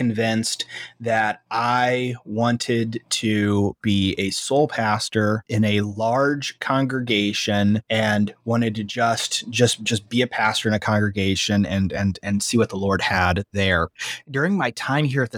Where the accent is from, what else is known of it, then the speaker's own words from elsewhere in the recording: Fort Wayne, Indiana, United States; also born or lived in Nashville, Illinois; I grew up here in Fort Wayne, I still have family here in Fort Wayne.